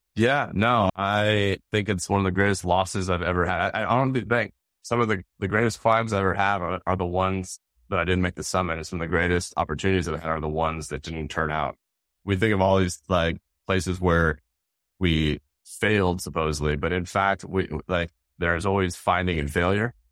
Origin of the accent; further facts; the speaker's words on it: Seattle, Washington, United States; growing up in the Northwest, Mount Rainier, and it was been just Seattle area